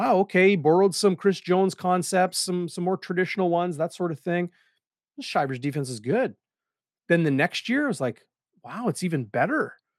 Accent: Winnipeg, Manitoba, Canada; when I was a kid growing up in Saint James

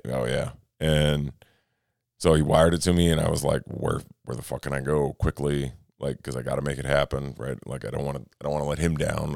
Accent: Minnesota, United States; I'm from Minnesota.

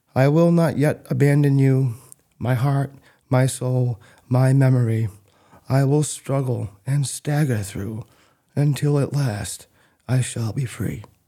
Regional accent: Athens, Maine, United States; also born or lived in North Haven, Maine; I grew up in Athens, Maine

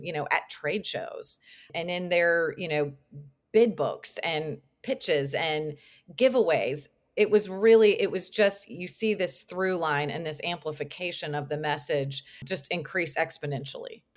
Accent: Lexington, Kentucky, United States; also born or lived in Georgia; I went to Georgia, but I'm from Lexington

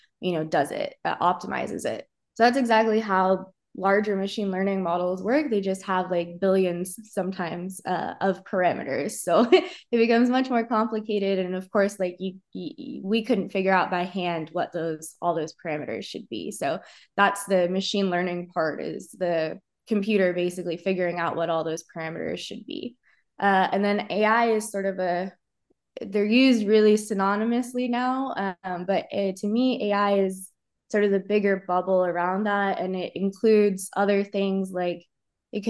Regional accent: Cosby, Tennessee, United States; moved away; also born or lived in Indiana; So I grew up near Cosby, Tennessee

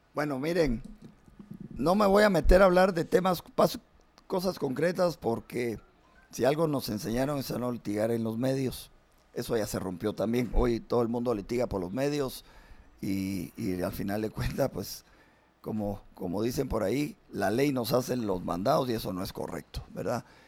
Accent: Guatemala; yo como, como ciudadano guatemalteca

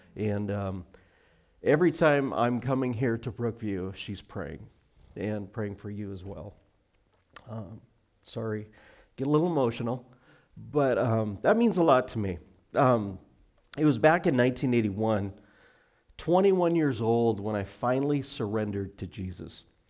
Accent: Montana, United States; now in Arlington, United States; I grew up in Montana

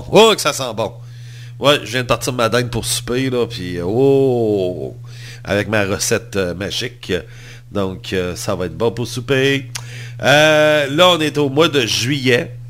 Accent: Montreal, Quebec, Canada; Je suis montréalais.

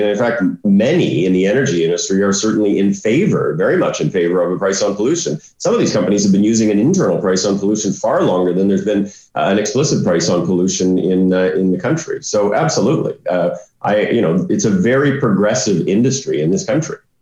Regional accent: Saskatchewan, Canada; I grew up in Saskatchewan.

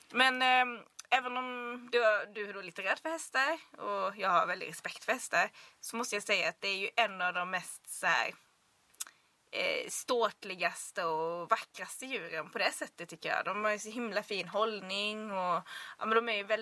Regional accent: Blekinge, Sweden; det är ju Blekinge där jag kommer ifrån. Vi är ju ekoxen.

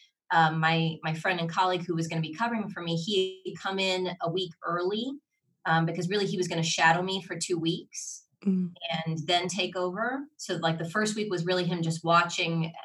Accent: Ohio, United States; now in Orlando, United States; my hometown of, in Ohio

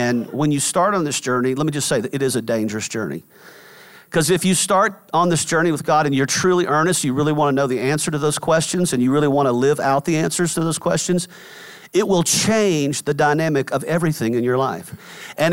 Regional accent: Atlanta, Georgia, United States; I was driving from Atlanta, which is where we we're from, up to New York, which is where I was living.

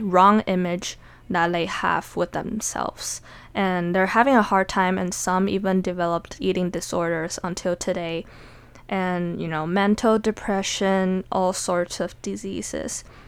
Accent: Taiwan; now in United States; Growing up as a Taiwanese or as an Asian in general

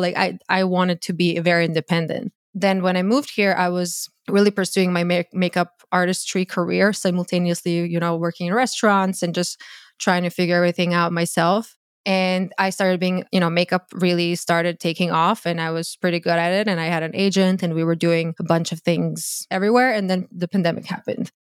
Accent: Croatia; English is a second language; moved away as an adult; now in United States; born and raised in Croatia. I moved to the U S when I was twenty-two.

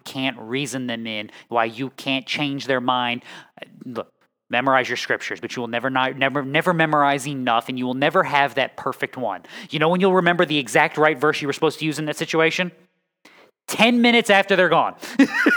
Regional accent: New England, United States; moved away; I'm from New England

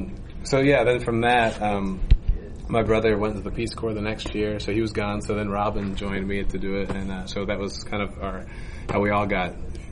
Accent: Pennsylvania, United States; moved away; also born or lived in Maine; We grew up originally in Pennsylvania, where there was a Renaissance fair

